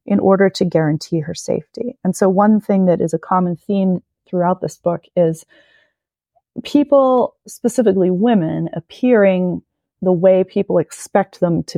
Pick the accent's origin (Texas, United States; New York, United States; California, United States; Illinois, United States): Texas, United States; moved away; also born or lived in Salem, Massachusetts; I'm originally from Texas, which is a region of kind of magical realist inflected narrative. You know, I grew up with these kinds of stories